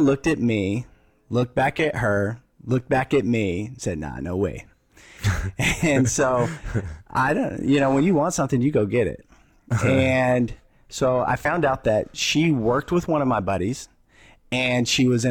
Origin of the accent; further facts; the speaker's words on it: Texas, United States; moved away; I was from Texas